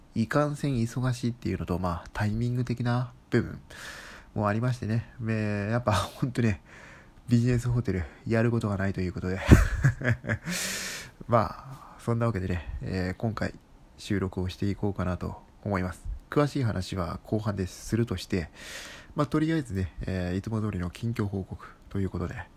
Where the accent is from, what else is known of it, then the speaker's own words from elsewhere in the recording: Kanto, Japan; 僕は関東人なんですね